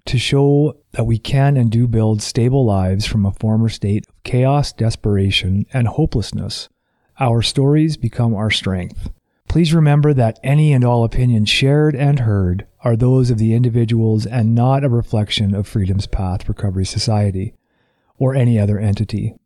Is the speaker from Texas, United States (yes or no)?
no; California, United States; moved away; I'm from California